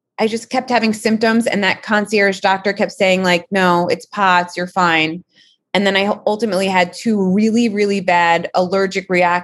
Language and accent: English; New York, United States; moved away as an adult; also born or lived in Los Angeles; I lived in LA for so long, which is bizarre. I'm a New Yorker.